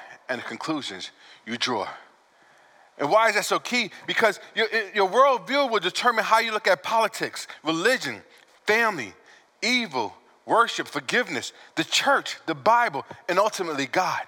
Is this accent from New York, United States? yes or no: yes; New York, United States; I'm from New York, so I speak a little fast.